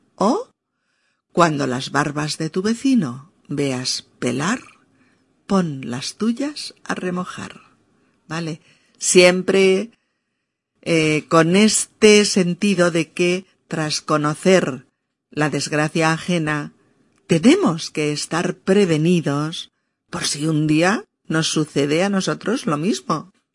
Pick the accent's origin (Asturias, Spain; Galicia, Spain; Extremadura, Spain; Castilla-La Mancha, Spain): Castilla-La Mancha, Spain; moved away; mi tierra de origen en un pequeño pueblecito de Castilla-La Mancha